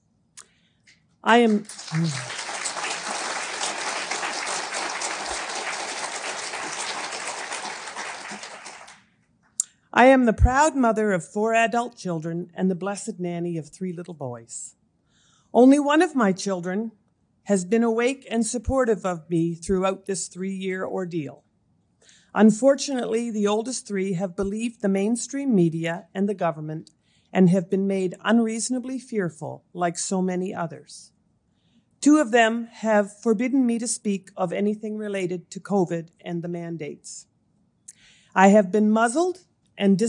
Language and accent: English; Amherst, Nova Scotia, Canada; also born or lived in Moncton, New Brunswick; I was born and raised in Amherst, Nova Scotia.